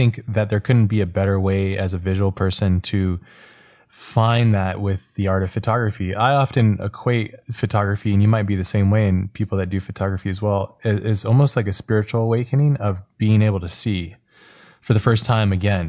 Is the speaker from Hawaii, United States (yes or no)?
yes; Hawaii, United States; I grew up in Hawaii too